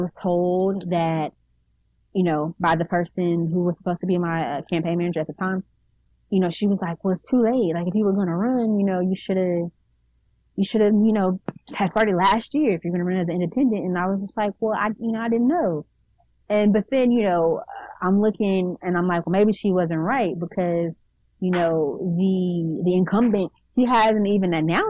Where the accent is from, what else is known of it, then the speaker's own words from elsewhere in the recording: Houston, Texas, United States; moved away as an adult; also born or lived in Arkansas; now in Little Rock, United States; I was growing up in Houston